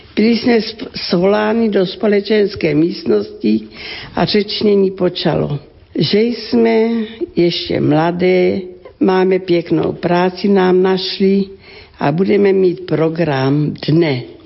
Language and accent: Czech; Ratíškovice, South Moravian Region, Czechia; Pocházím z rodiny křesťanské, velmi živá farnost. To byla obec Ratiškovice na Slovácku, okres Hodonín